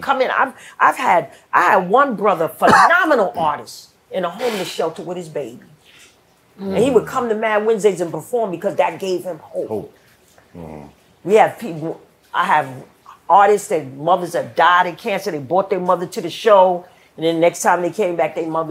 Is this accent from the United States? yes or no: yes; New York City, New York, United States; I grew up in the Mott Haven Projects in the Bronx